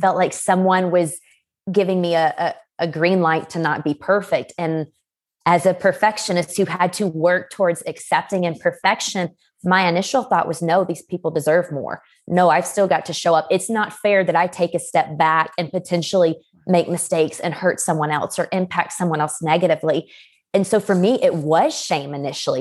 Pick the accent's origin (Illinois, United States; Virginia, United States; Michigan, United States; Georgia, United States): Georgia, United States; LaGrange; now in Colorado Springs, United States; I am from LaGrange, Georgia, which is a small town just sixty miles south of Atlanta, but right now I am living in the Colorado Springs area